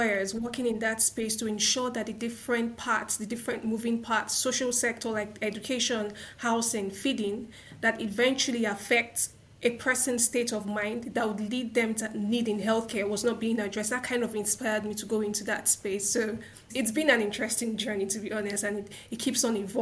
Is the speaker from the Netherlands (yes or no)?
no; Nigeria; I'm a Nigerian, I come from Nigeria